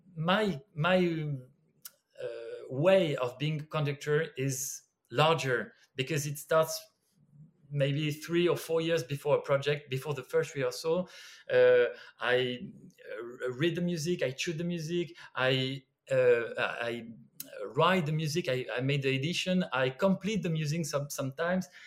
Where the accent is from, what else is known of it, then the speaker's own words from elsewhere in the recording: Brittany, France; English is a second language; moved away; also born or lived in Lyon; I'm from the countryside. I'm from Brittany, and there was no music at all.